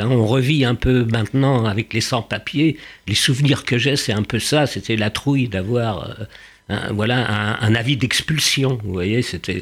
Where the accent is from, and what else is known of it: Paris, Île-de-France, France; born or raised there; first language Yiddish; French is a second language